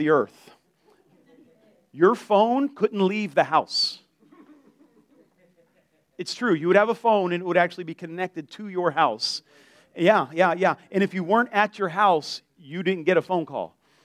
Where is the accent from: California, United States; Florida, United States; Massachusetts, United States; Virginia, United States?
Florida, United States; Delray Beach; also born or lived in Lake Worth, Florida; I grew up in Delray, and when I moved to Lake Worth